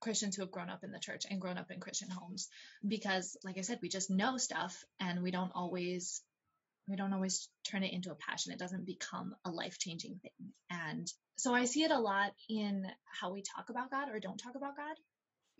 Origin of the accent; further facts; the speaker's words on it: Ohio, United States; now in Texas, United States; I grew up in Ohio, actually. So far from here.